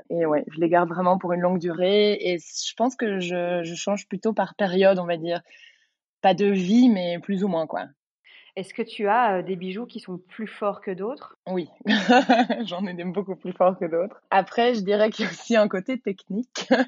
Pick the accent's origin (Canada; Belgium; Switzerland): Belgium; Brussels; j'ai 31 ans, je suis bruxelloise, je suis professeure de yoga